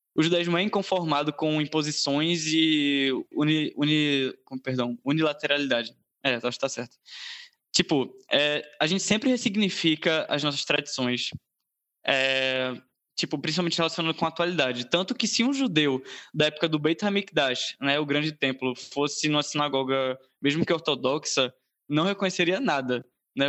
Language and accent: Portuguese; Brazil; also born or lived in Recife; tenho 19 anos, brasileiro